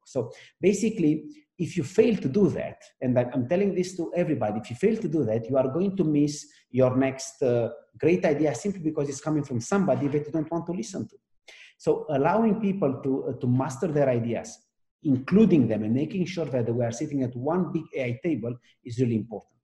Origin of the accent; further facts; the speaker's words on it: Romania; now in France; At heart, I'm still Romanian because where I live, I, am French, and because of the company I work, I work on, I'm American